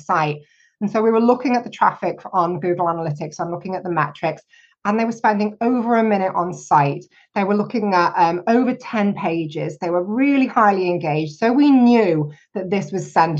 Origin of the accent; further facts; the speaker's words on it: United Kingdom; me being terribly British